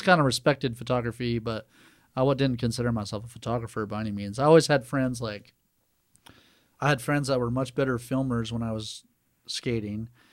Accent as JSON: {"language": "English", "town": "Santa Cruz", "region": "California", "country": "United States", "tie": "born or raised there", "also_born_or_lived": "Chicago", "moved": "as an adult", "lives_now": "Helena, United States", "said": "born in Northern California."}